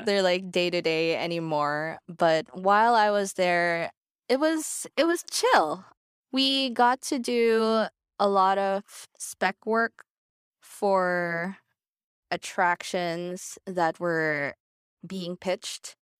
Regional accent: Manila, Metro Manila, Philippines; moved away as an adult; now in Los Angeles, United States; I'm from Manila, Philippines, but I've been living in Los Angeles since twenty sixteen.

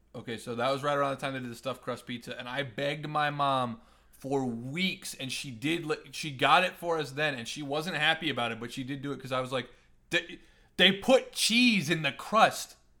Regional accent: Nebraska, United States; moved away; also born or lived in Missouri / Columbia, Missouri; where I grew up in, in Nebraska

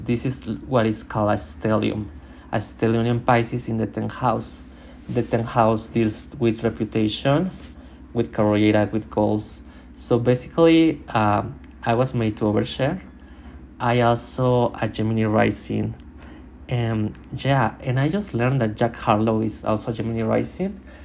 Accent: Mexico; English is a second language; I was born in Mexico and my family literally gave me no English cultural music

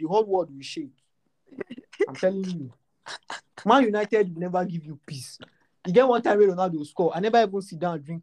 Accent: Lagos, Nigeria; Because growing up in Lagos helped me understand Yoruba.

